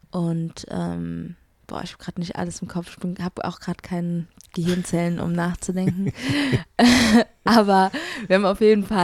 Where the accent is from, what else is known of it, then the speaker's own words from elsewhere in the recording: Offenbach, Hesse, Germany; Äh, ich bin auch aus Offenbach.